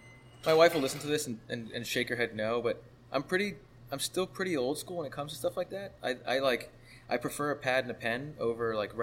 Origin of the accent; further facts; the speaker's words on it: Miami, Florida, United States; also born or lived in Gainesville, Florida; Grew up most of my life in Miami, a little stint in like Central Florida.